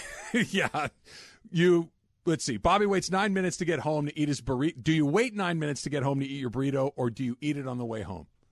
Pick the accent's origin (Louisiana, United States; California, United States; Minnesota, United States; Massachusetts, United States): California, United States; San Clemente; I'm from Orange County. By the way, South Orange County, like San Clemente